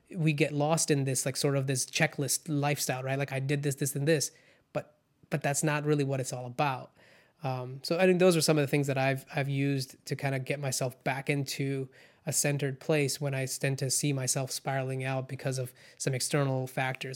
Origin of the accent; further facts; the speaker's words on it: California, United States; also born or lived in India / Orange County, California / Irvine, California; I grew up in, you know, in, in California once we immigrated from India